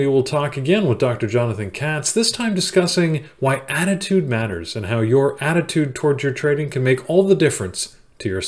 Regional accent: Canada; I'm Canadian

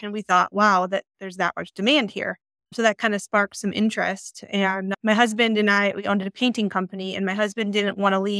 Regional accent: Illinois, United States; moved away as an adult; now in Colorado, United States; So we moved from Illinois, the flatlands, about 6 years ago

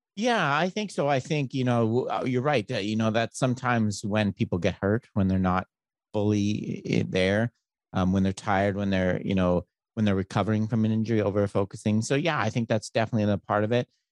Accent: Canada; now in United States; I'm Canadian

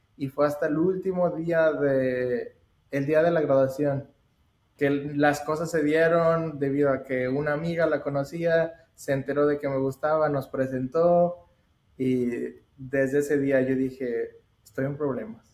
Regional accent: Saltillo, Coahuila, Mexico; moved away as an adult; also born or lived in United States; yo soy de México, de Saltillo, Coahuila, y solo vine a Estados Unidos para estudiar

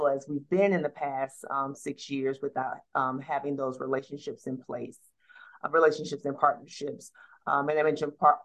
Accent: Atlanta, Georgia, United States; I was raised in the city of Atlanta. I graduated from a local high school here in the city of Atlanta

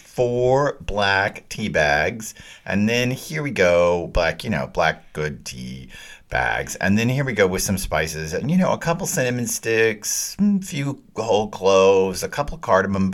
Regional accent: the South, United States; I am from the South

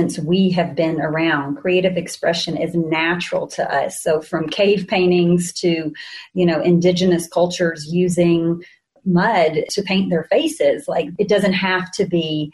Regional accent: the South, United States; I was, you may hear it in my accent, born in the South. So I grew up in the Bible Belt.

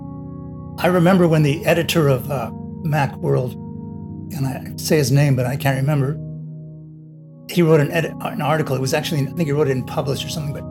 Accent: Los Angeles, California, United States; I grew up in Los Angeles

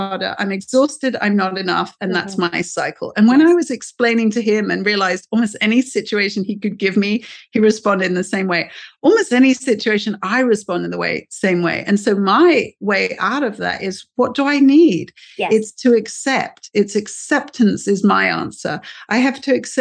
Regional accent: United Kingdom; moved away as an adult; now in United States; as a British person here in the US

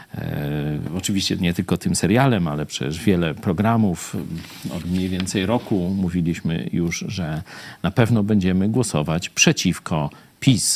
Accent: Lublin, Lublin Voivodeship, Poland; also born or lived in Kraków; Jesteśmy z Lublina

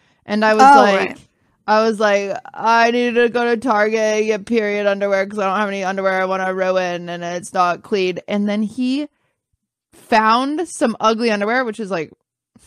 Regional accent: Washington, United States; I'm a Mormon from Washington

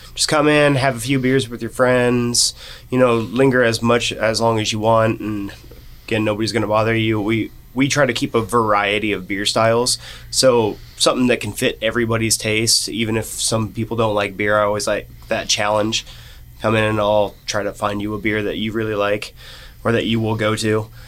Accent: Norton, Kansas, United States; And I came from Norton, Kansas.

